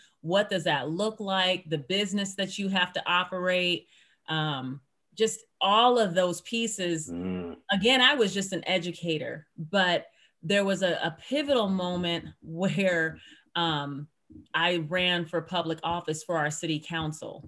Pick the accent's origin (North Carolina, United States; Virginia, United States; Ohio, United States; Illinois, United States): Ohio, United States; Lorain; moved away as an adult; also born or lived in Utah; now in Salt Lake City, United States; I grew up in Lorain, Ohio